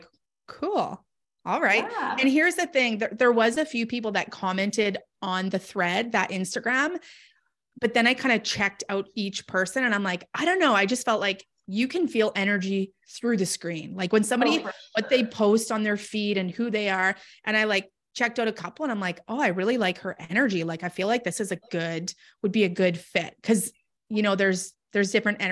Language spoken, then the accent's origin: English; Canada; I'm from Canada.